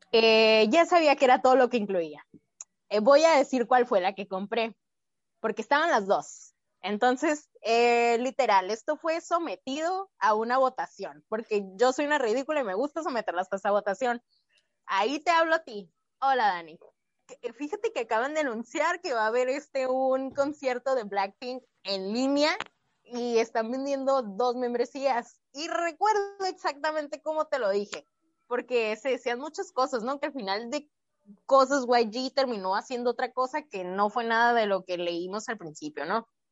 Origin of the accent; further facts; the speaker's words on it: Mexico; como mexicanos somos muy creativos